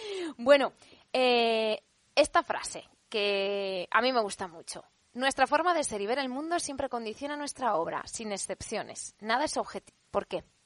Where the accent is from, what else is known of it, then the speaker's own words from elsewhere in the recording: Alcoy, Valencian Community, Spain; en Alcoy, mi ciudad natal.